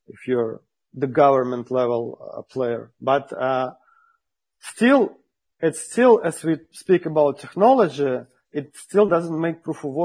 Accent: Russia; I'm from Russia.

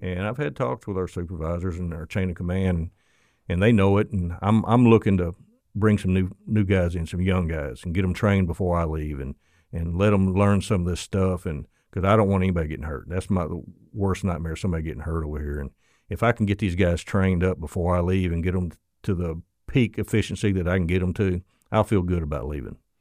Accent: Florida, United States; accent: southern; me with my southern accent and Florida

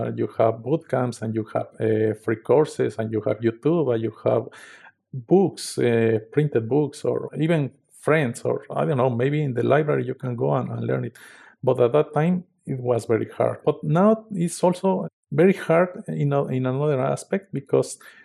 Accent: Mexico; I come from a small town in the south of Mexico City

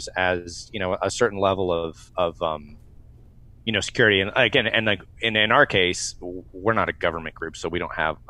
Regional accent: United States; being an American

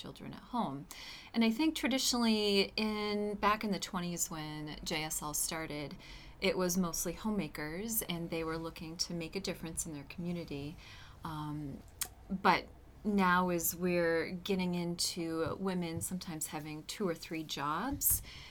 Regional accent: Concord, New Hampshire, United States; also born or lived in Georgia; I am from New Hampshire. Mm-hmm. I grew up in Concord, and I left and went to college in Georgia and came back to good old New Hampshire.

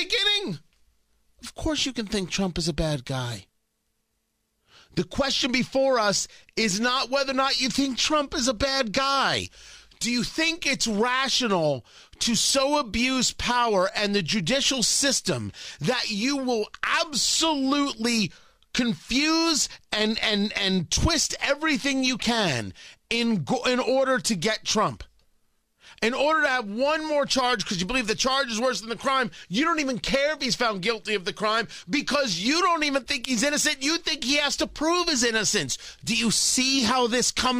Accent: United States; I am an American.

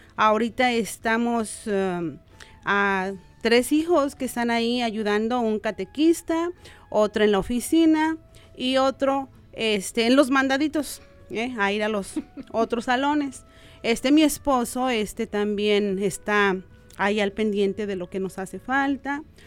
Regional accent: Guadalajara, Jalisco, Mexico; moved away as an adult; now in Omaha, United States; nosotros venimos de Jalisco, Guadalajara

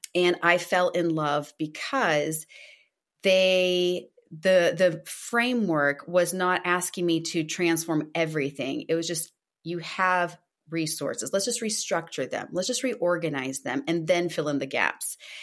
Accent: Brazil; moved away; I'm Originally from Brazil, so brasileira

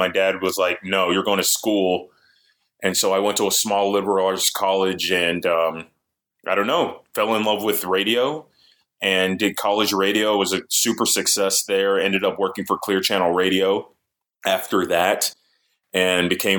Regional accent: Sugar Land, Texas, United States; So I'm a first-generation Nigerian. I was raised in Sugar Land, Texas.

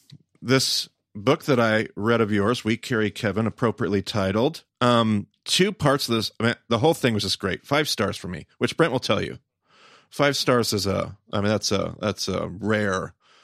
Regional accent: the South, United States; Now, I grew up in the South, where well-meaning charismatics run amok.

